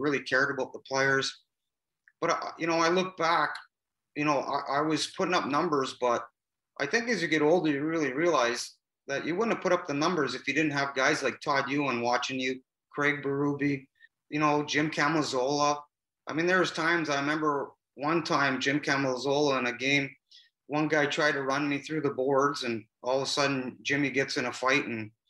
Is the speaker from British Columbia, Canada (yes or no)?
yes; Vancouver, British Columbia, Canada; also born or lived in Burnaby; was to play for my hometown